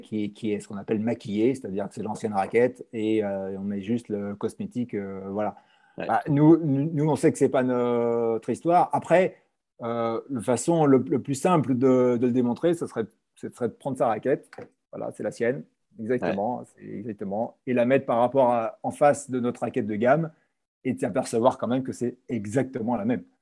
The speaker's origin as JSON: {"language": "French", "town": "Paris", "region": "Île-de-France", "country": "France"}